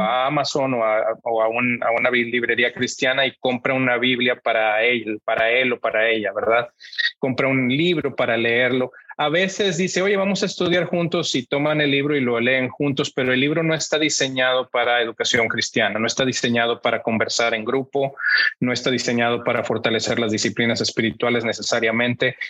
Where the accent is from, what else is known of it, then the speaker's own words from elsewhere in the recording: Monterrey, Nuevo León, Mexico; moved away as an adult; now in United States; yo soy mexicano, eh, crecí en Monterrey, mi familia es de Monterrey, Así es que ahí pasé toda mi infancia hasta la universidad